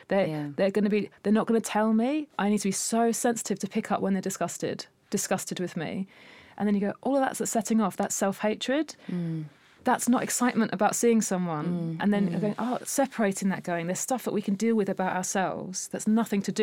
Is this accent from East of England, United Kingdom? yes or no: yes; Essex, East of England, United Kingdom; growing up in Essex